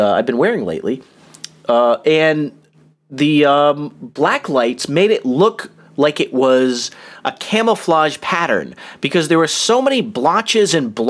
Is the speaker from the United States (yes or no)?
yes; United States; as an American young reader